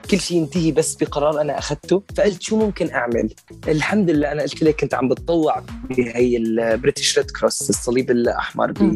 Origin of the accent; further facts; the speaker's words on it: Syria; also born or lived in Damascus / Qatar / United States; now in United Kingdom; انا من سوريا اطلع لامريكا